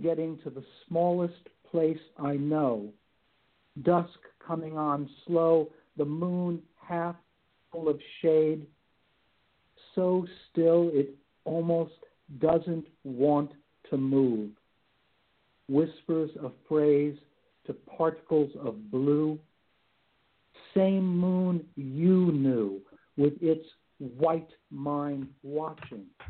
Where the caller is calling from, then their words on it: Palm Springs, California, United States; also born or lived in Santa Barbara, California; calling from Palm Springs, California. I bounce between Palm Springs and the Santa Barbara area